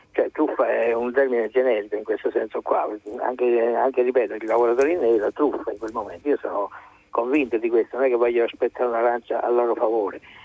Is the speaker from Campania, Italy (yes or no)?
yes; Naples, Campania, Italy; io sono di Napoli